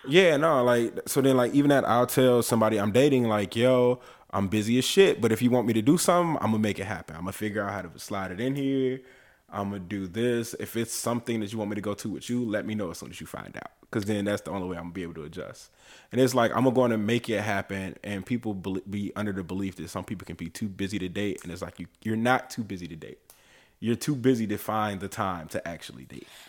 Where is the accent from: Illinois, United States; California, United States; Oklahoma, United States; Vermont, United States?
California, United States; Oakland; moved away; when we were living in L, in, in Oakland, 'cause I was born in California.